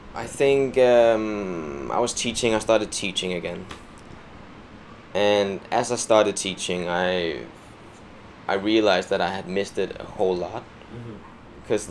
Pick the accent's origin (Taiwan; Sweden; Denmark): Denmark; English is a second language; moved away as an adult; now in London, United Kingdom; I'm from Denmark